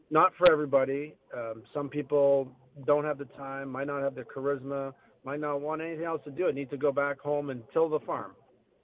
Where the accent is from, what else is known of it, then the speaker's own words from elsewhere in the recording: Sault Ste. Marie, Ontario, Canada; moved away as an adult; now in Texas, United States; Being a Canadian boy, I was very lucky to have some great quality schools in Sault Ste. Marie, Ontario